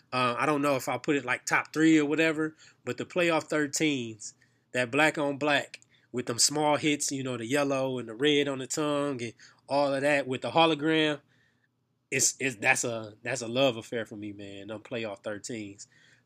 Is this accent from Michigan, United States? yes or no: yes; Saginaw, Michigan, United States; We grew up in Saginaw, Michigan, for y'all who do not know, 25 minutes from Flint, north of Flint, about an hour and a half north of Detroit.